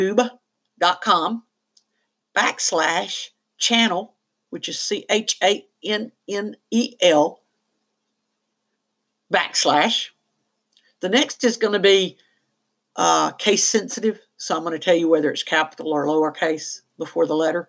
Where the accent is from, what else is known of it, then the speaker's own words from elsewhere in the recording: the South, United States; I am from the South, and no, I don't use the word y'all.